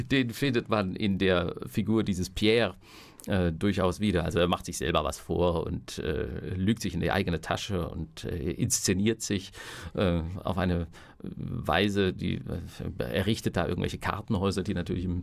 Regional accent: Southern Germany, Germany; ich komme ja aus dem Süddeutschen und da, da sprach man halt so ein bisschen aus einer süddeutschen Kleinstadt

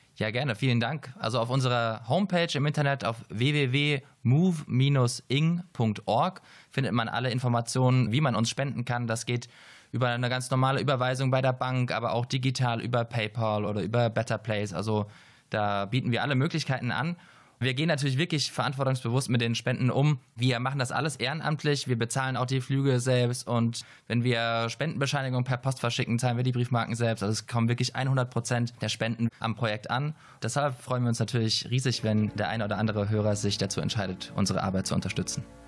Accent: Heidelberg, Baden-Württemberg, Germany; ich komme aus Heidelberg

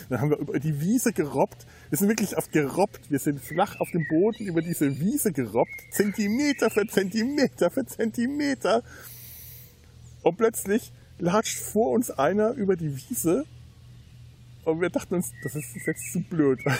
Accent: Bavaria, Germany; Da bin ich als Unterfranke auch neidlos, gestehe ich das den Oberfranken gerne zu.

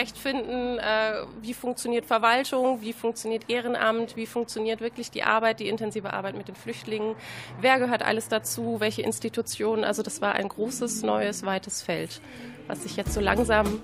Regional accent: Herford, North Rhine-Westphalia, Germany; Ich komme aus Herford, habe da vorher an einer Grundschule gearbeitet

